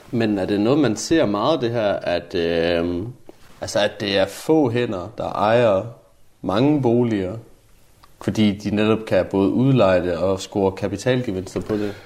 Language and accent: Danish; Jutland, Denmark; moved away; Nu kommer jeg jo fra Jylland